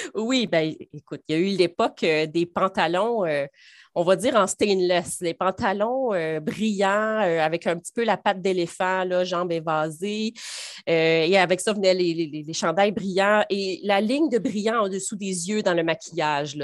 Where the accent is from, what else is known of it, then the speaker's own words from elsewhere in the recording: Baie-Comeau, Quebec, Canada; moved away as an adult; also born or lived in Saguenay; ça sonne Saguenay, mais je suis native de la Côte-Nord.